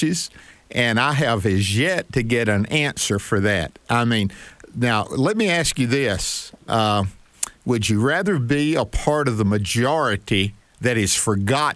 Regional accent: Northeast Mississippi, United States; I'm from Northeast Mississippi

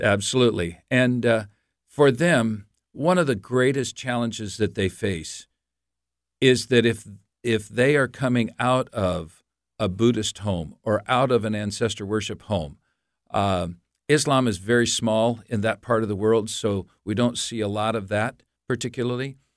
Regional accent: United States; also born or lived in Montreal, Canada; I'm an American. I have lived in the United States most of my life

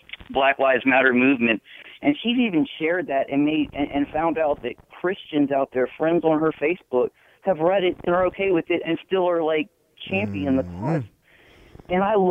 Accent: New Orleans, Louisiana, United States; now in Texas, United States; I'm from New Orleans originally

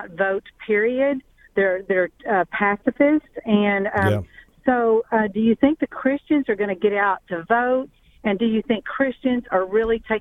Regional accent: Waco, Texas, United States; I'm calling near Waco, Texas. That's where I'm from

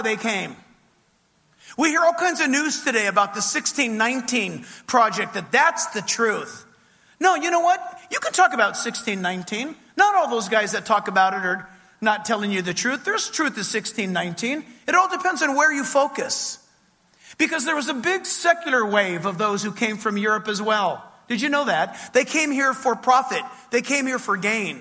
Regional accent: California, United States; I hail from the People's Republic of California

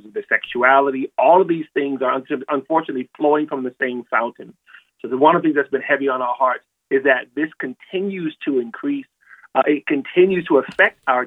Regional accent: California, United States; moved away; I'm from California, I no longer live there now

